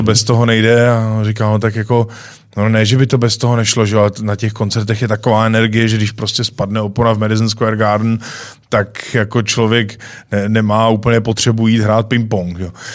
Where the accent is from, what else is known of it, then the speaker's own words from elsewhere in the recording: Czechia; jsem Čech